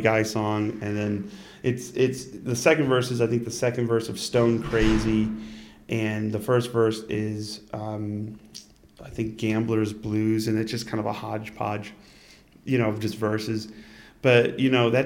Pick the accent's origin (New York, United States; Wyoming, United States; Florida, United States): New York, United States; Utica; born or raised there